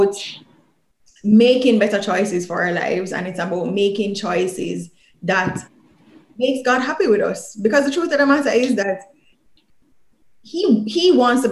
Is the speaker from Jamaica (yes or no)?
yes; Jamaica; growing up in Jamaica